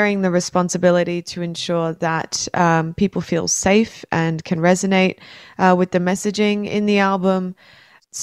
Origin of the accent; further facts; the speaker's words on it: Brisbane, Queensland, Australia; a musician from Brisbane